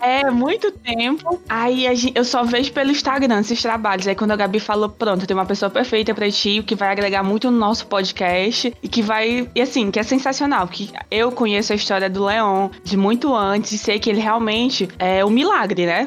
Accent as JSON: {"language": "Portuguese", "town": "São Luís", "region": "Maranhão", "country": "Brazil", "moved": "yes", "lives_now": "Fortaleza, Brazil", "said": "eu sou de São Luís, mas atualmente moro em Fortaleza"}